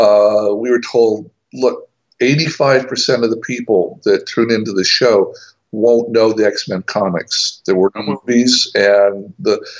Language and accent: English; East Tennessee, United States; also born or lived in Atlanta, Georgia / Minnesota; we ended up in East Tennessee, which is where I grew up through middle school and high school and college